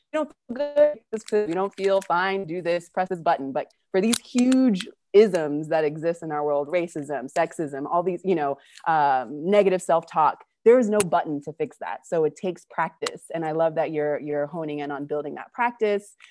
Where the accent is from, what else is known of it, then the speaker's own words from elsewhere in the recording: California, United States; moved away as an adult; now in Argentina; I'm originally from California, but I've been living in Argentina since two thousand twelve